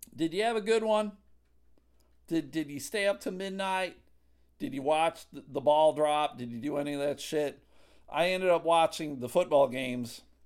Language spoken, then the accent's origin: English; Buffalo, New York, United States; now in Grand Rapids, United States; I grew up in Buffalo, currently living in Grand Rapids, Michigan